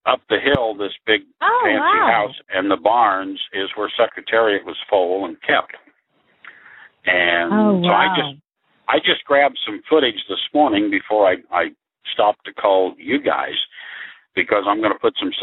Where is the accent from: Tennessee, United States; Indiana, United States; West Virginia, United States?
Indiana, United States; Indianapolis; I grew up in Indianapolis or west of Indianapolis